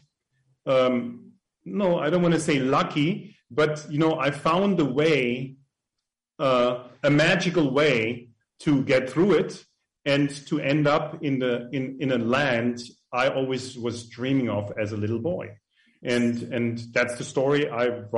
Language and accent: English; Germany; now in United States; I grew up in an orphan in Germany, pretty close to France, and with nuns.